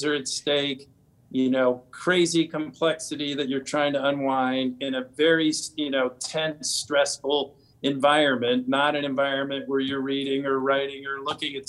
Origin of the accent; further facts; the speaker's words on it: Washington, District of Columbia, United States; I grew up in the Washington, D.C. area